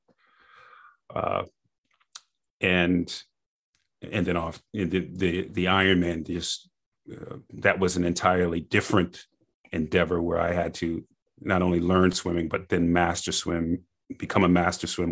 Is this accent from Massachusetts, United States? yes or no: yes; Boston, Massachusetts, United States; I grew up in Boston area